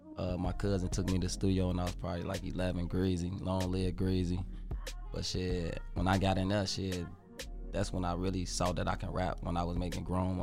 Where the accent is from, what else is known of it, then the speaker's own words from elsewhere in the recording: Chicago, Illinois, United States; I'm from Chicago. This area in Chicago called the Pocket Town.